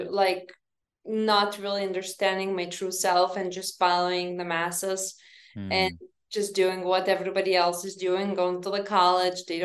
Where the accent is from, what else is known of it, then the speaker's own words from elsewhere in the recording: Lithuania; moved away; when I grew up in Lithuania, my mom said that never lie, never steal, and never cheat